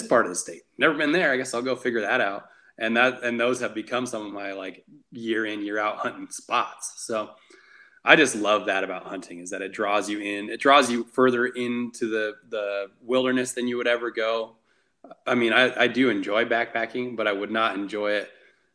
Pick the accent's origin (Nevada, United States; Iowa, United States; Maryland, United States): Nevada, United States; I'm born and raised in Nevada. I've lived here 31 years now